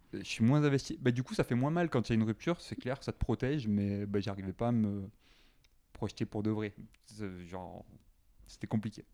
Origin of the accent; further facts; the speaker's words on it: Carcassonne, Occitania, France; first language French; moved away as an adult; also born or lived in Saint-Étienne / Paris / Toulouse; now in Montreal, Canada; originellement, je viens de Carcassonne, dans le sud de la France. Euh, je suis resté en France, dans cet endroit, jusqu'à 17 ans